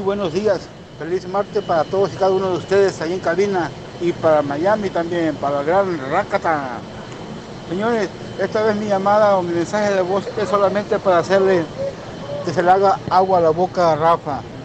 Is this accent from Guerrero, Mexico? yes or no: yes; Acapulco, Guerrero, Mexico; now in Las Vegas, United States; yo soy de Acapulco